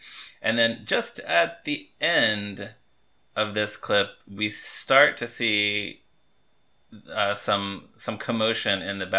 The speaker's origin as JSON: {"language": "English", "region": "Texas", "country": "United States", "said": "I am from Texas."}